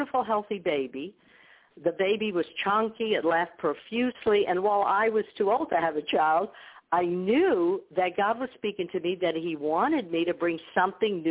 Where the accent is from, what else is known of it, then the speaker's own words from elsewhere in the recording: New York, United States; first language Ukrainian; English is a second language; I grew up in a Ukrainian community in New York. I didn't speak English when I went to school